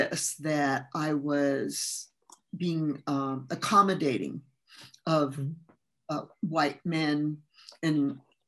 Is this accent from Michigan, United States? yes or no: no; California, United States; English is a second language; also born or lived in Mexico; I grew up in California starting at about age 10. And before that, I was in Mexico living as a child and going to school there